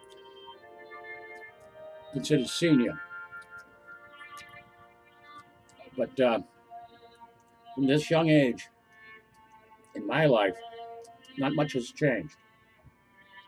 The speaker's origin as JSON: {"language": "English", "country": "United States", "said": "I am an American citizen, a very proud American citizen"}